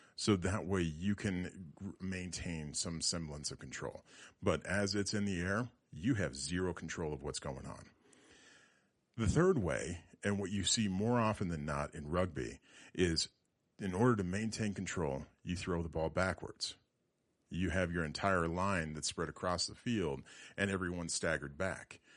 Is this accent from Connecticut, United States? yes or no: no; Loveland, Colorado, United States; I was born and raised in Loveland. I lived here a majority of my life.